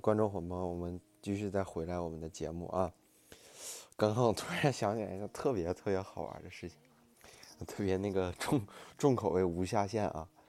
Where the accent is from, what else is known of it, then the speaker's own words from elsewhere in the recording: Northeast China, China; 我们东北话管揍就削嘛